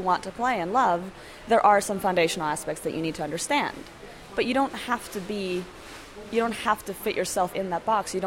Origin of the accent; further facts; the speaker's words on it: Gothenburg, Västra Götaland, Sweden; moved away as an adult; also born or lived in Seattle, United States; now in New York, United States; I'm from Sweden, Gothenburg, Sweden.